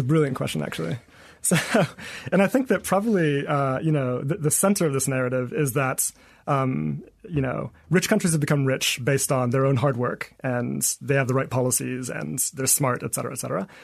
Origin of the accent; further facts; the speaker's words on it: Eswatini; moved away as an adult; also born or lived in United States; I'm originally from Swaziland